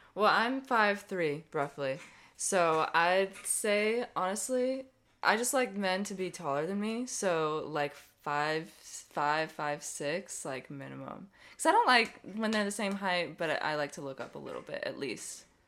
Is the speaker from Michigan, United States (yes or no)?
no; Lake City, Florida, United States; growing up in Lake City